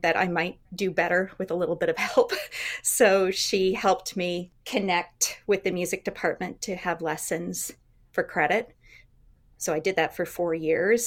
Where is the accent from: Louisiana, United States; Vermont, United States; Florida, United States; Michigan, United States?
Vermont, United States; Shelburne; I grew up in Vermont